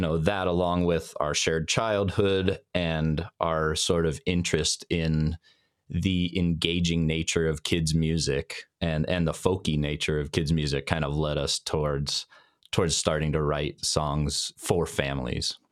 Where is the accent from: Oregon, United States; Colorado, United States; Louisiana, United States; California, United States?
Colorado, United States; Denver; we grew up in Denver, Colorado, which is where I live still today.